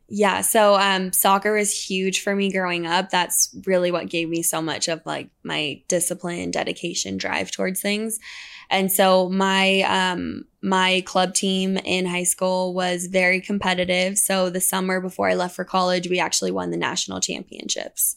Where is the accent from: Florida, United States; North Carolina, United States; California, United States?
California, United States; La Jolla; moved away as an adult; also born or lived in Utah; I, um, grew up, grew up in La Jolla, California